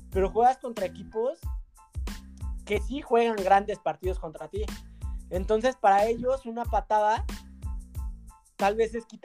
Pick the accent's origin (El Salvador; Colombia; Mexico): Mexico; somos los mexicanos